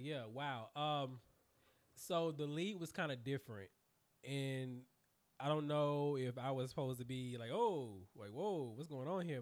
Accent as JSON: {"language": "English", "town": "Durham", "region": "North Carolina", "country": "United States", "tie": "born or raised there", "also_born_or_lived": "Raleigh, North Carolina", "said": "I rep Durham because I feel like that's the hometown"}